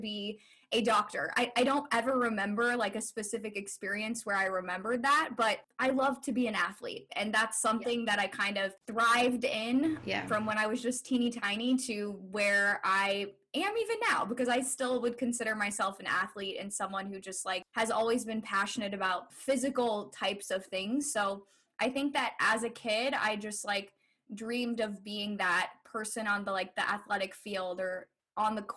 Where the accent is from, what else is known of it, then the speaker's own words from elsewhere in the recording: Agency, Iowa, United States; also born or lived in Pella, Iowa; I grew up in Agency, Iowa.